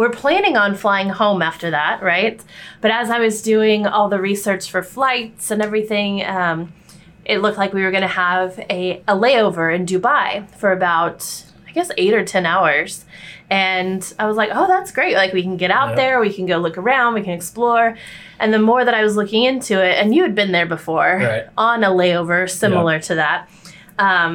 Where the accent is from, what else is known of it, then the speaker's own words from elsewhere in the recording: Texas, United States; now in New York City, United States; we grew up in Texas